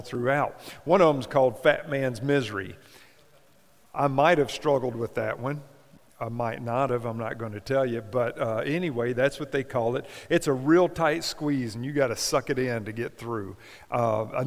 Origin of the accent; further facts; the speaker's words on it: Kentucky, United States; my home state of Kentucky